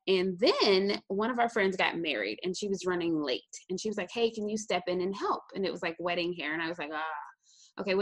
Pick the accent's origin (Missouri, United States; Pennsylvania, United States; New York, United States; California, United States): Missouri, United States; St. Louis; now in Columbia, United States; So I'm actually originally from St. Louis, Missouri. So I grew up in St. Louis all the way until I was about 16